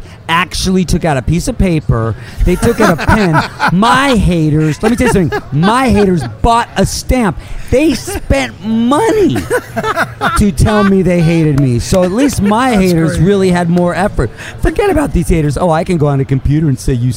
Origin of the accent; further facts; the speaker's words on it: Los Angeles, California, United States; growing up in Hollywood